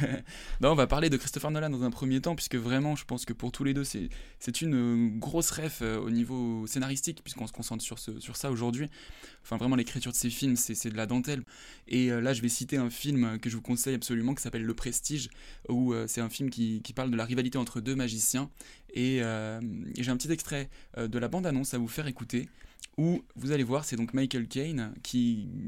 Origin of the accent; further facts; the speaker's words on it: Corrèze, Nouvelle-Aquitaine, France; je viens de Corrèze